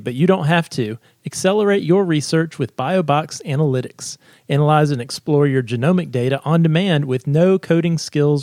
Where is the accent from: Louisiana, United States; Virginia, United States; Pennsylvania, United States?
Virginia, United States; this is my home state of Virginia